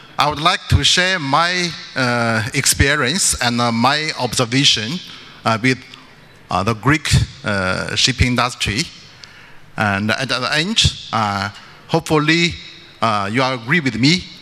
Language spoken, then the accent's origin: English; China; I come from China.